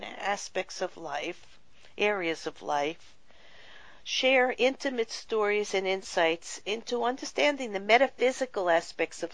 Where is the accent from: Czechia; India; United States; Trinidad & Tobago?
United States; New York City, New York; I grew up in Brooklyn, New York